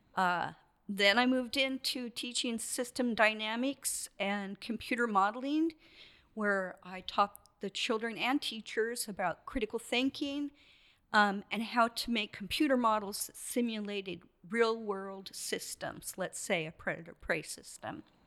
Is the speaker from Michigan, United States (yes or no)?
no; Portland, Oregon, United States; also born or lived in Brownsmead, Oregon; now in Astoria, United States; I grew up in Portland, and I had my career in Portland.